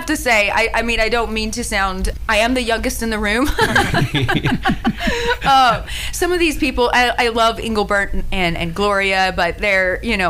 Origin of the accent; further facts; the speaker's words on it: Tyler, Texas, United States; moved away; I'm from Tyler, Texas.